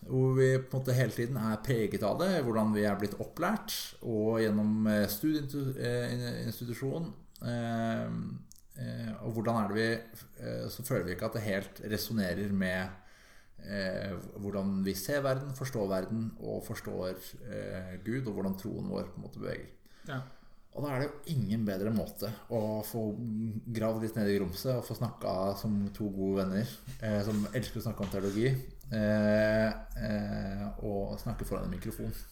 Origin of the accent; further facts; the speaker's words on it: Mandal, Agder, Norway; Ja, på Sørlandet. Jeg vokste opp på Sørlandet. Mandal, verdens beste sted. Kjernøya. Kjernekapellet, mitt gudshus.